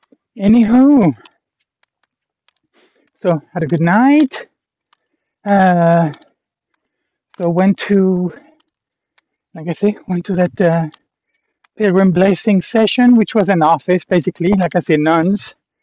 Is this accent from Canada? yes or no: yes; Canada; I was like, yeah, I'm from Canada.